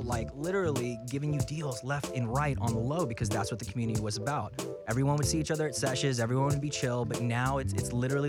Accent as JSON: {"language": "English", "town": "Birmingham", "region": "Alabama", "country": "United States", "tie": "born or raised there", "also_born_or_lived": "New Orleans, Louisiana", "said": "So originally, I was born in New Orleans, Louisiana. Okay. And then I lived most of my life in Birmingham, Alabama."}